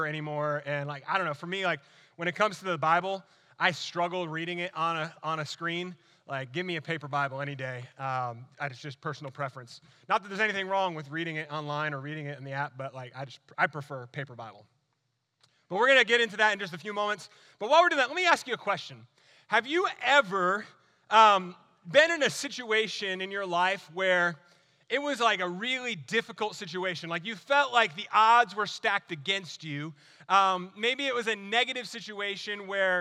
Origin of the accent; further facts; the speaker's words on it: New Jersey, United States; moved away as an adult; also born or lived in Alaska / North Carolina; now in Florida, United States; was born and raised in New Jersey